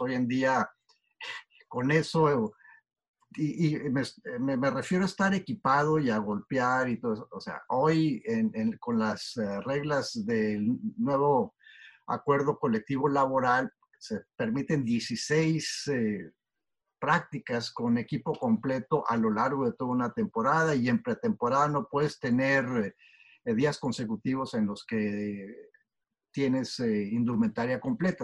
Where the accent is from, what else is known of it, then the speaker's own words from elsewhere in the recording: Torreón, Coahuila, Mexico; moved away as an adult; also born or lived in Shelton, Washington; now in United States; yo eh, crecí en Torreón, como mencionaste, y en realidad yo nunca jugué o vi un partido de fútbol americano eh, durante los 18 años que, viví ahí